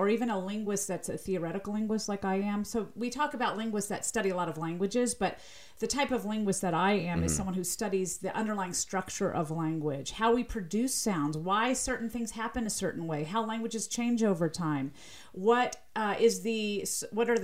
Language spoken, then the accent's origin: English; Southern US, United States; accent: slight Southern; my slight Southern accent